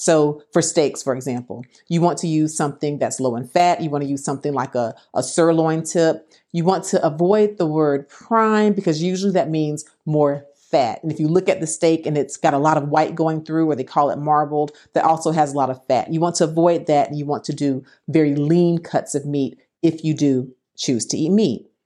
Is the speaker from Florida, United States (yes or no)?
yes; Florida, United States; I'm from Florida